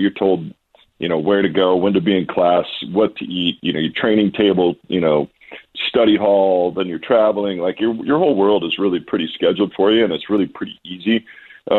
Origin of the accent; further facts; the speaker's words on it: Walla Walla, Washington, United States; also born or lived in New England; out here in my hometown